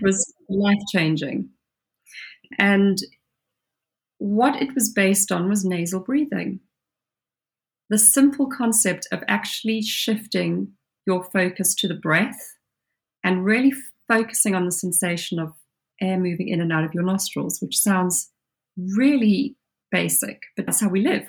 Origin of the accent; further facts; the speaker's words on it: South Africa; now in United Kingdom; I grew up as a child in South Africa